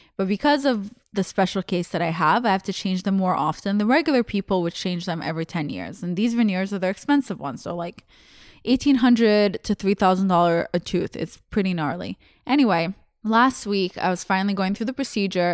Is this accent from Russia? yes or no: yes; Russia; born or raised there; English is a second language; moved away